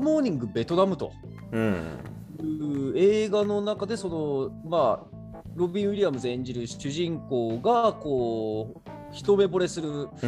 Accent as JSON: {"language": "Japanese", "country": "Japan", "tie": "born or raised there", "said": "日本で生まれ育って"}